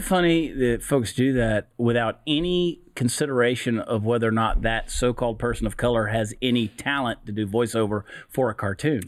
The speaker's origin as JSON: {"language": "English", "region": "Georgia", "country": "United States", "tie": "born or raised there", "moved": "yes", "lives_now": "Texas, United States", "said": "I grew up in the South. I grew up in Georgia. I live in Texas now."}